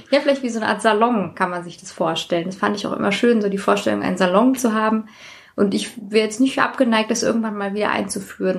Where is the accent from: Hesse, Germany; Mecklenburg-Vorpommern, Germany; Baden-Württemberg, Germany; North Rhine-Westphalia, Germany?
Hesse, Germany; Hanau; ich komme auch aus Hanau